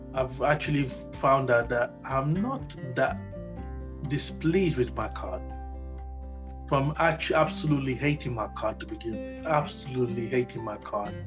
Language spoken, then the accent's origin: English; Nigeria; moved away; I was born in Nigeria